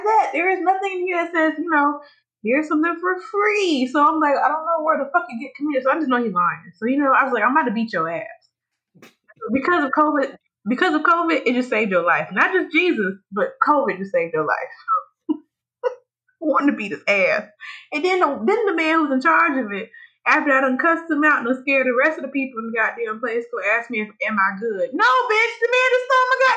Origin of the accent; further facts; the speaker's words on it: Alabama, United States; I am from Alabama